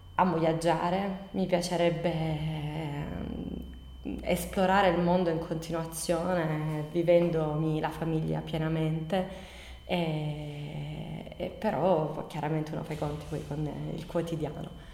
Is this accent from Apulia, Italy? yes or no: yes; Bari, Apulia, Italy; moved away as an adult; now in Copertino, Italy; sono adottata da, dalla, dal paese di Copertino perché vengo da Bari, però per motivi di, d'amore sono, sono, arrivata qui 16 anni fa